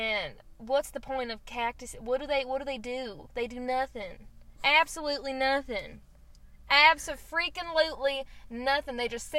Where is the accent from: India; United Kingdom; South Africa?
United Kingdom; I'm from the UK. The great UFK.